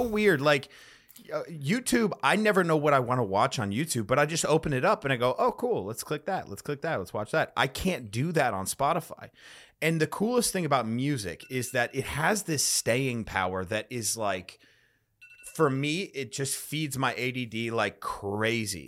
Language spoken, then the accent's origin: English; Chicago, Illinois, United States; now in Austin, United States; I'm from Chicago originally or the suburbs of Chicago